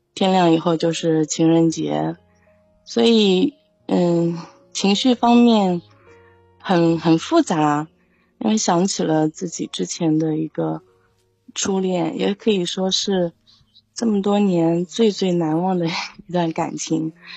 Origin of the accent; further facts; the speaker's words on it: Xuzhou, Jiangsu, China; 我不是北京人，我老家是江苏徐州啊